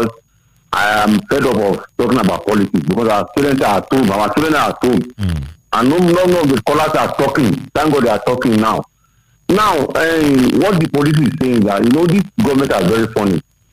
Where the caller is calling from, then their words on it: Ogun State, Nigeria; calling from Ogun State.